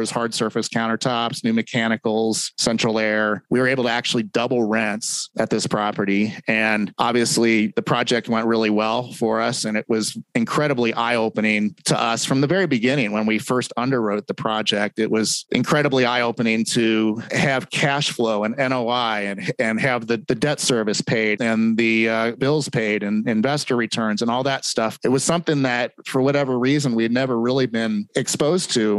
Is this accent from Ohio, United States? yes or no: yes; Cincinnati, Ohio, United States; moved away as an adult; now in Salt Lake City, United States; Originally, I'm from Cincinnati, Ohio, grew up there, went to college in Ohio and moved to Salt Lake City when I was 26 in 1999